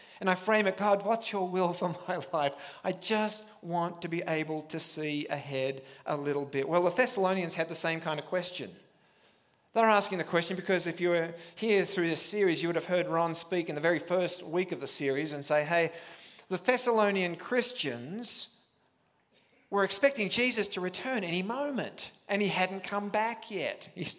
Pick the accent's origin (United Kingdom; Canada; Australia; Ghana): Australia; I am an Aussie, and that means you won't understand the first 10 minutes, and you'll kind of catch up with me at some point along the way. But I was back in Australia a month ago